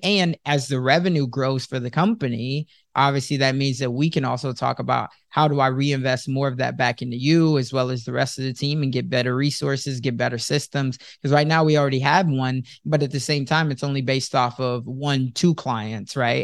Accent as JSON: {"language": "English", "town": "Chicago", "region": "Illinois", "country": "United States", "tie": "born or raised there", "also_born_or_lived": "Sioux City, Iowa", "moved": "as an adult", "said": "I was born and raised in Chicago, but now at this time I'm living in Sioux City"}